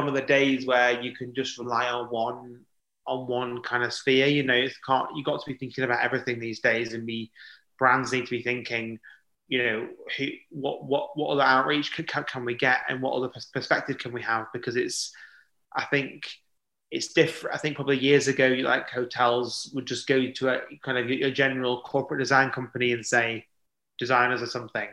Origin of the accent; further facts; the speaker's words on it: Blackpool, North West England, United Kingdom; moved away; I'm from Blackpool originally.